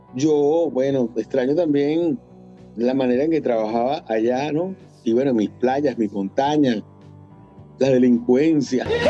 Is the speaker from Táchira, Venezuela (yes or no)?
no; Caracas, Capital District, Venezuela; moved away as an adult; also born or lived in Maracay; Yo nací en Caracas, en la, en la Candelaria